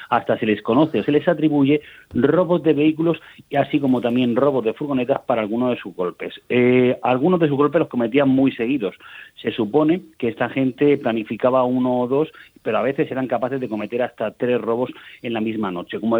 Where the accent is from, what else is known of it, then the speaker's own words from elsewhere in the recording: Region of Murcia, Spain; fuimos a peregrinar como buenos murcianos.